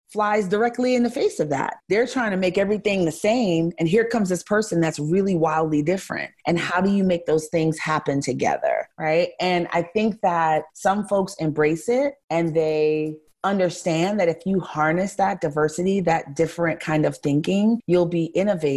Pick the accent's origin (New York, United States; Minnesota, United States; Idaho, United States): New York, United States; New York City; also born or lived in Los Angeles / Miami; now in Houston, United States; I grew up in New York City and I live in Houston, Texas